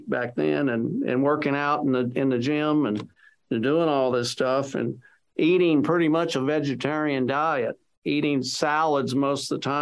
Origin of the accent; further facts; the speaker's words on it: Texas, United States; I'm a Texan. I'm a fifth generation Texan, and I was living in Texas at the time